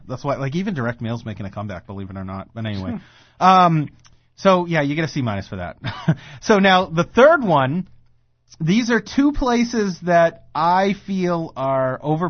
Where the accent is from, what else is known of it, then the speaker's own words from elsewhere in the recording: Woburn, Massachusetts, United States; I grew up in Woburn.